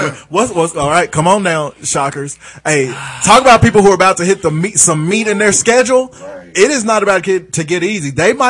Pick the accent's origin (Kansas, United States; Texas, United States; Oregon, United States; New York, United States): Kansas, United States; Wichita; Hey, I'm from Wichita.